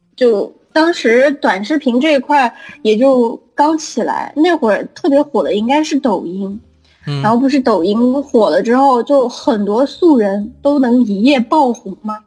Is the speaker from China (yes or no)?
yes; Guiyang, Guizhou, China; 我们三个都是，应该都是贵阳的